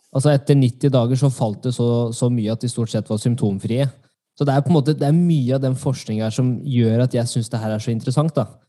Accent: Norway; jeg er norsk

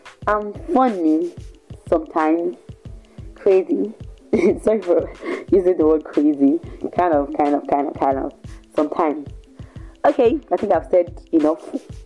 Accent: Ibadan, Oyo, Nigeria; also born or lived in Ondo State; born and bred in Ibadan from Ondo State

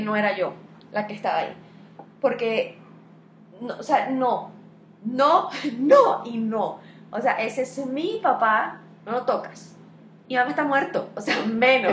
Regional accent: Venezuela; also born or lived in Spain; now in Colombia; yo soy venezolana, estoy aquí en Colombia

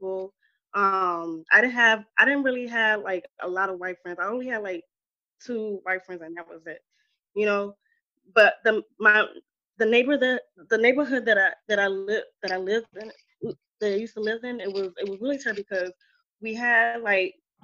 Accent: Chicago, Illinois, United States; I grew up in Chicago. I was born and raised in Chicago

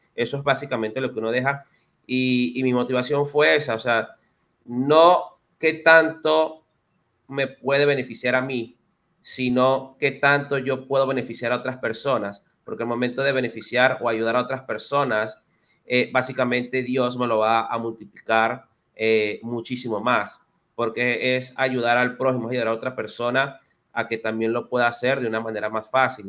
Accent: Venezuela; moved away as an adult; now in Dominican Republic; yo soy venezolano. Tengo cuatro años viviendo aquí en, República Dominicana

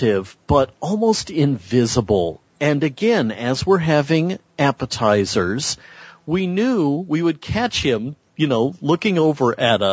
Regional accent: California, United States; I'm the Californian

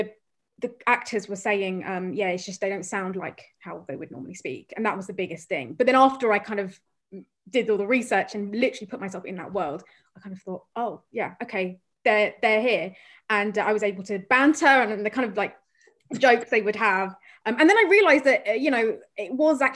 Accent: Croydon, London, United Kingdom; growing up in Croydon and South London

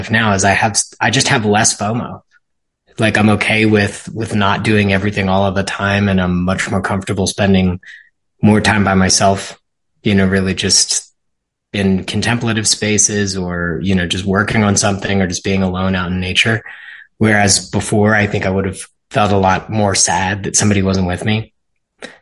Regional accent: Ridley Park, Pennsylvania, United States; I was born and raised in Ridley Park, which is in Delco, Pennsylvania, just outside of Philadelphia, Delaware County

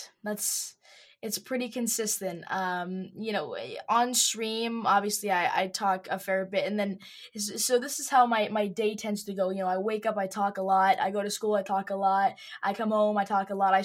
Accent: Calgary, Alberta, Canada; Yeah, so I was born in Calgary, Alberta, Canada. We like to call it the Texas of Canada. It's very similar in a lot of ways. And I have lived here my whole life.

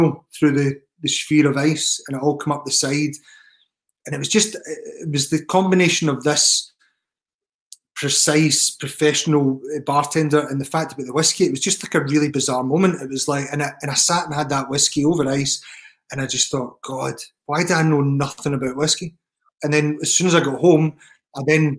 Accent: Scotland, United Kingdom; I know I'm Scottish

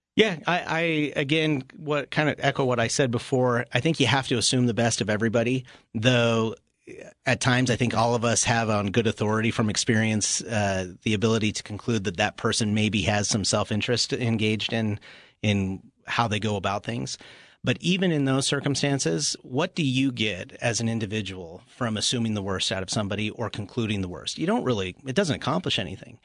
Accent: United States; also born or lived in Toronto, Canada (summers); I grew up mainly here, uh, with my mom through the school year

